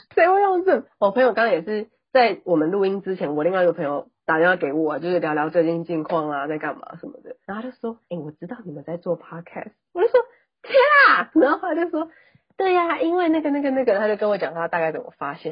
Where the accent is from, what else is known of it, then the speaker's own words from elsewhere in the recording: Taipei, Taiwan; accent: northern Taiwanese; 我是台北人